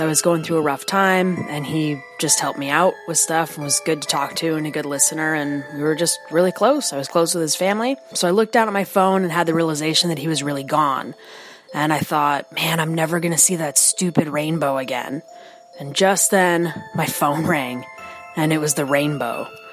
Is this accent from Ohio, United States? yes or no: yes; near Cleveland, Ohio, United States; my hometown near Cleveland, Ohio